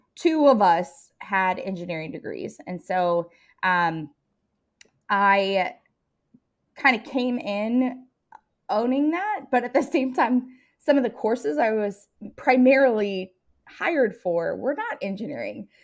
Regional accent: Seattle, Tacoma area, Washington, United States; moved away as an adult; also born or lived in Colorado; I am, uh, from all over. Uh, I grew up most of my life in Washington State, um, in the Seattle, Tacoma area

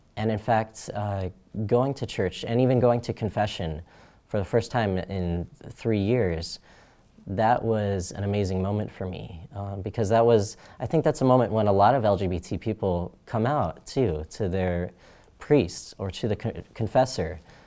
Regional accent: Phoenix, Arizona, United States; I was born in Phoenix, Arizona, and that's where I grew up

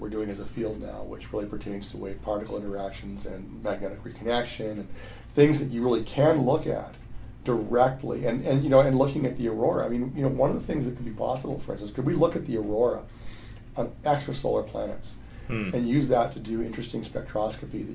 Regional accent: Canada; I'm from Canada

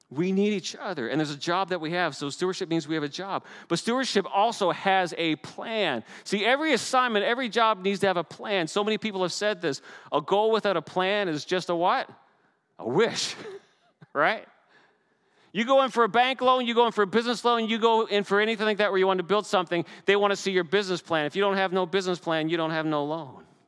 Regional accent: Canada; As a Canadian

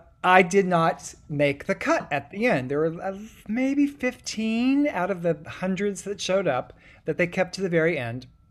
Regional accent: Louisa, Kentucky, United States; born or raised there; moved away as an adult; also born or lived in Huntington, West Virginia

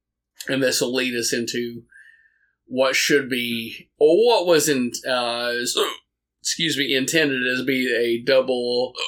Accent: United States; As an American

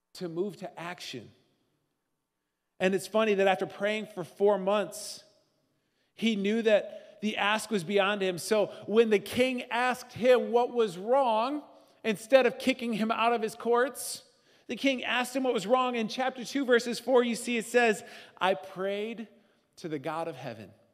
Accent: Northern Midwest, United States; we're Northern Midwesterners

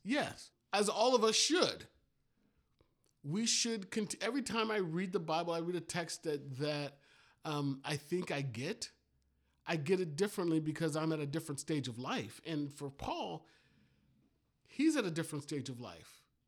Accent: Miami, Florida, United States; when I was a kid growing up in Miami

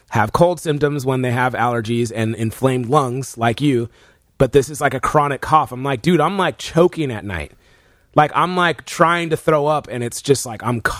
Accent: Texas, United States; I'm from Texas.

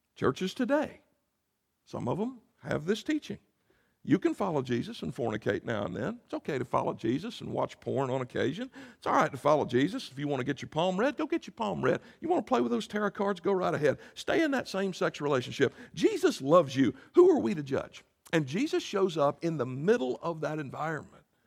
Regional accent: Greer, South Carolina, United States; I grew up in a town called Greer, South Carolina

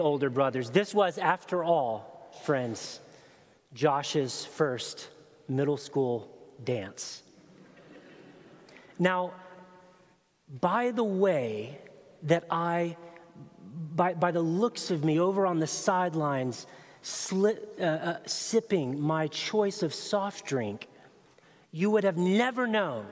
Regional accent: Chattanooga, Tennessee, United States; my hometown of Chattanooga, Tennessee, 13 years old

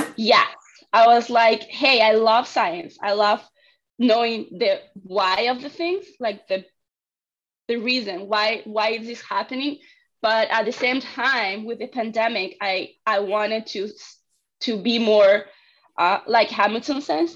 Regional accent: Argentina; moved away as an adult; I'm from Argentina and I get my degree there

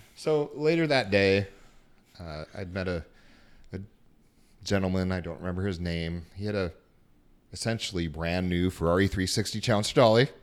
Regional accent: Salt Lake City, Utah, United States; moved away; also born or lived in California; I was born in California, grew up in Salt Lake City

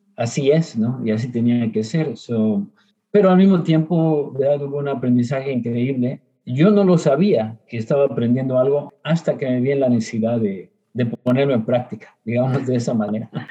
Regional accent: Mexico; now in Houston, United States; a los nueve años, em, por problemas de salud, este, mi padre tuvo que mover a la familia, ¿verdad? A, este, em, a la Mixteca, que es parte de lo que es Oaxaca y Puebla

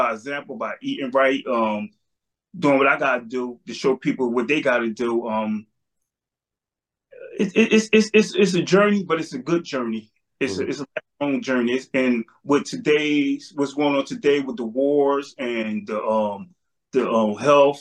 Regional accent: Trenton, New Jersey, United States; I'm from Trenton, New Jersey, 47 years old.

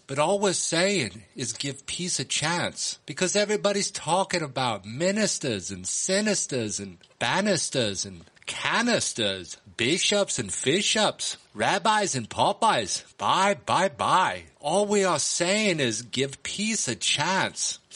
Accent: United States; I'm an American

